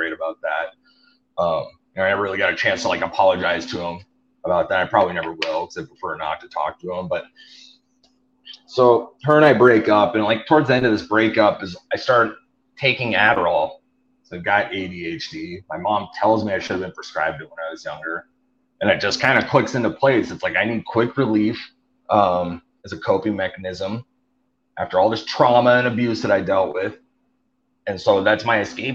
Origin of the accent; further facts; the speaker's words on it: Flathead Valley, Northwest Montana, United States; I'm from Northwest Montana. It's a place called the Flathead Valley.